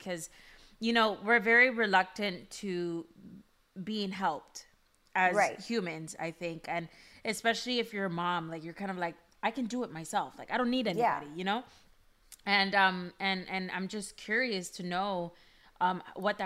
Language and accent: English; Miami, Florida, United States; we're both from Miami